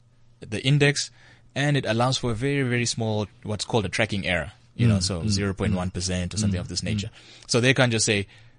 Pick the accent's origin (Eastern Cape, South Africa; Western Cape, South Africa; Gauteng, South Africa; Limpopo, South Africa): Gauteng, South Africa; Soweto; Maybe I'm from Soweto.